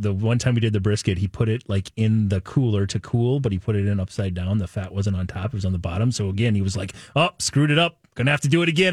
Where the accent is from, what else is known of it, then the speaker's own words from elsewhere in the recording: Nebraska, United States; I was born in Nebraska, but I'm not a corn husker